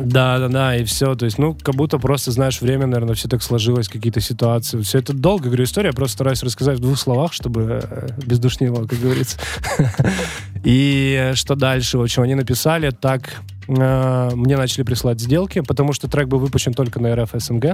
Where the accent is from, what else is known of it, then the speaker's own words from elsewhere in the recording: Labytnangi, Yamalo-Nenets Autonomous Okrug, Russia; moved away as an adult; also born or lived in Dubna, Tula Oblast; now in Moscow, Russia; Я вообще родился в Тульской области, это mm. поселок Дубна. А, то есть давненько, да, в 93 году. А, и затем как бы с родителями туда-сюда и поехали на север. Полуостров Ямал, Лабытнанги